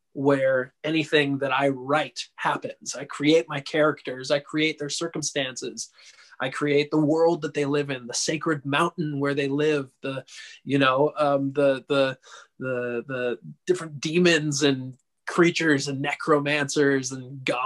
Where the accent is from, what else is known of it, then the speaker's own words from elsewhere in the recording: Santa Cruz, California, United States; out here in my hometown, Santa Cruz, California.